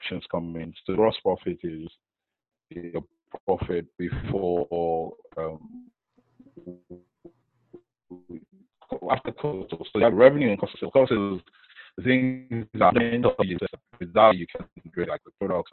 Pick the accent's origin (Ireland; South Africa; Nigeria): Nigeria; I grew up in Nigeria